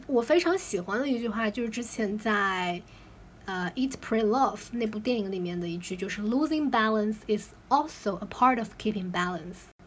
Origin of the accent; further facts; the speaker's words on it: China; 我们作为，啊，Chinese